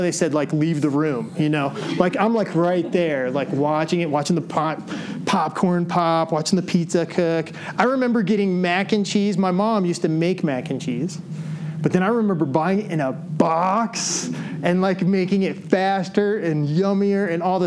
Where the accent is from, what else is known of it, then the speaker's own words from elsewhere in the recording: Decatur, Illinois, United States; as a kid, I grew up in Decatur, Illinois.